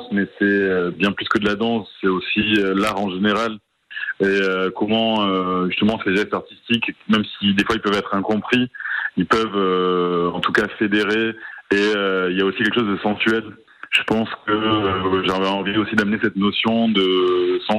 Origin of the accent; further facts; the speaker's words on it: Oloron-Sainte-Marie, Nouvelle-Aquitaine, France; moved away; Les Césars, pour moi, c'était mon seul lien quand j'étais petit à Oloron avec le cinéma.